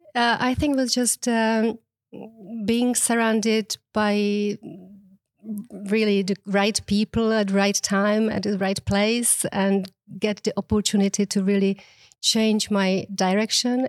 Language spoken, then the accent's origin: English; Prague, Czechia; English is a second language; moved away as an adult; now in Mallorca, Spain; I'm actually originally from the Czech Republic